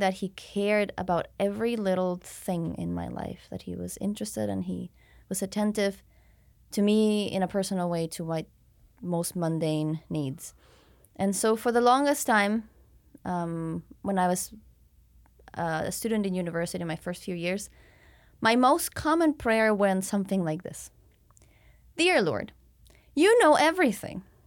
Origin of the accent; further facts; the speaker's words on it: Mexico City, Mexico; also born or lived in Victoria, Canada; I was born and raised in Mexico City, uh, but then studied abroad